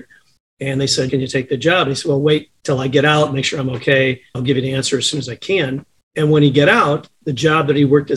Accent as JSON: {"language": "English", "town": "Chicago", "region": "Illinois", "country": "United States", "tie": "born or raised there", "also_born_or_lived": "Champaign, Illinois", "said": "I was born in Chicago, grew up here until grammar school. My folks moved to a south suburb just off the southeast corner of Chicago, spent my grammar school and high school time out there"}